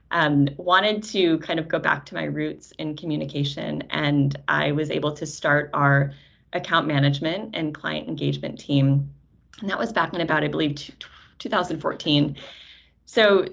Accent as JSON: {"language": "English", "town": "Syracuse", "region": "New York", "country": "United States", "tie": "born or raised there", "said": "I met TeraKeet as a small startup company in Syracuse, which is also my hometown"}